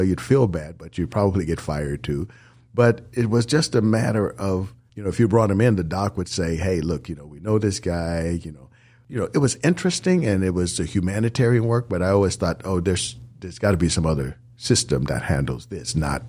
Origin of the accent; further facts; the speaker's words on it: San Francisco, California, United States; San Francisco.